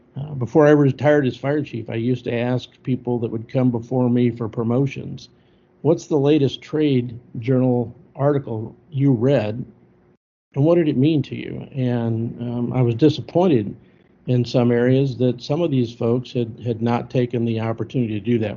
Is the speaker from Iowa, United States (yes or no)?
no; Missouri, United States; moved away as an adult; also born or lived in Anderson Township, Ohio / Castle Rock, Colorado; I originally went just 120 miles down the road to a department that was next to my hometown